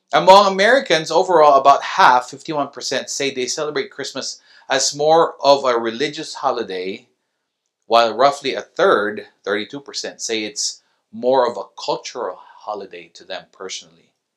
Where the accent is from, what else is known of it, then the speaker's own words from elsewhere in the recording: Baguio, Cordillera Administrative Region, Philippines; now in Reno, United States; I grew up in Baguio, so it's a different city, eight hours away with traffic.